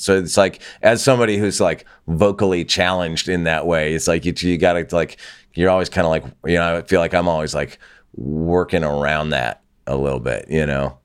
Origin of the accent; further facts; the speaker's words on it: Santa Barbara, California, United States; moved away as an adult; also born or lived in Los Angeles; my hometown and where I grew up and when I grew up there, which was, you know, Santa Barbara, California